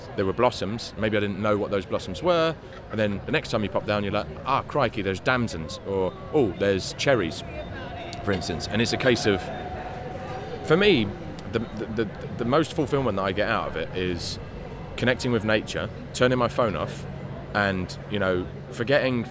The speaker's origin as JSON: {"language": "English", "region": "London", "country": "United Kingdom", "tie": "born or raised there", "also_born_or_lived": "Spain", "said": "I was born in Homerton Hospital in '87 and grew up in Hackney."}